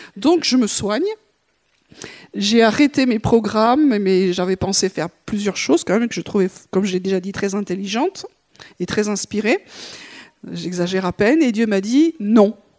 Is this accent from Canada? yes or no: no; France; on est Français